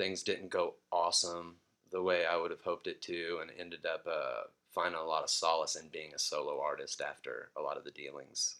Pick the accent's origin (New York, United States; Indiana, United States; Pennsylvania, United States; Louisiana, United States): Indiana, United States; Marion; moved away as an adult; also born or lived in Austin, Texas / Knoxville, Tennessee; now in Athens, United States; Growing up in Indiana, there in this small factory town